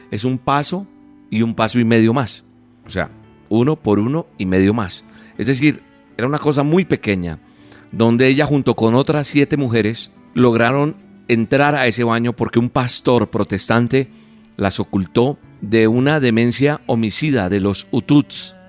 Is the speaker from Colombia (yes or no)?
yes; Colombia; es de mi país, de Colombia, de donde soy oriundo